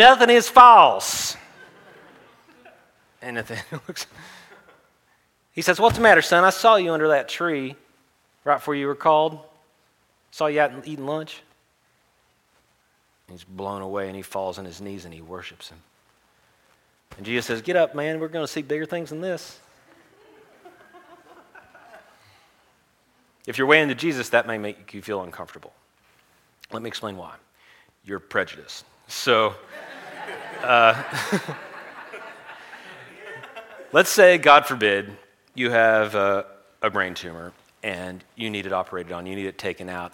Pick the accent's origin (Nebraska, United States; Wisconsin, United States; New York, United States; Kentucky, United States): Kentucky, United States; I was born in Kentucky